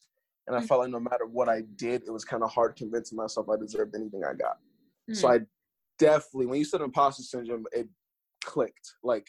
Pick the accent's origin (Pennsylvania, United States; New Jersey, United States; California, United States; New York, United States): New York, United States; born there; now in Philadelphia, United States; I live in Philadelphia, but I was born in New York, so I never really felt like a true New Yorker, but I never felt like a Philadelphian either.